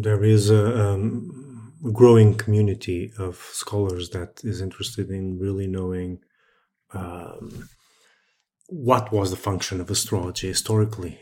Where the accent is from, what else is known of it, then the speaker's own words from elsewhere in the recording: Setúbal, Portugal; I'm from Setúbal, which is a few kilometers south of Lisbon, so around the area